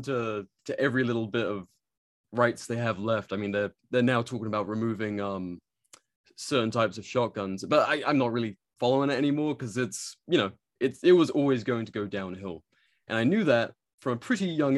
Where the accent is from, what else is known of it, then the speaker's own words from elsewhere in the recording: England, United Kingdom; growing up in England, I grew up very rural